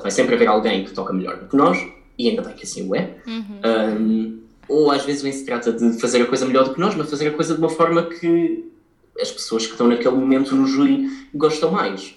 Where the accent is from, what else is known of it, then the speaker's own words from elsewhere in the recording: Portugal; Nós, como portugueses